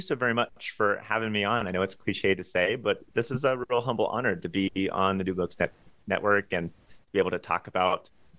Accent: Los Angeles, California, United States; But it started there growing up in Los Angeles within a conservative evangelical Christian household

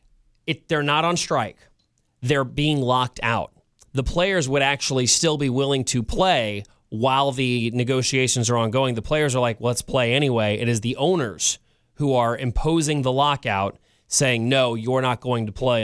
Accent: Missouri, United States; the reason I picked May is because my hometown Cardinals happened to be visiting San Francisco in May

